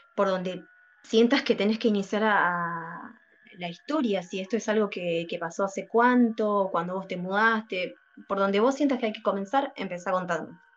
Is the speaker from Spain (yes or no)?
no; Santa Fe, Argentina; en mi ciudad natal, en la provincia de Santa Fe